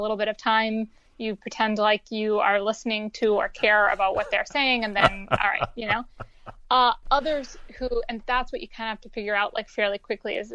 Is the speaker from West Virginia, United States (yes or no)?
yes; West Virginia, United States; moved away as an adult; I wasn't happy being like a stoned closeted teen in West Virginia